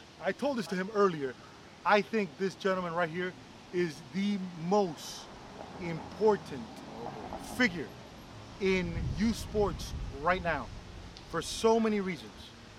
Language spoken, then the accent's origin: English; Cabaiguán, Sancti Spíritus, Cuba; moved away; I was born in La Villa in Cabaiwan.